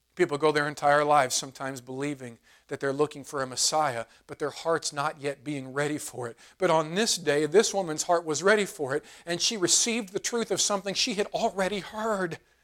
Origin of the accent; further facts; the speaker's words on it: United States; American Christians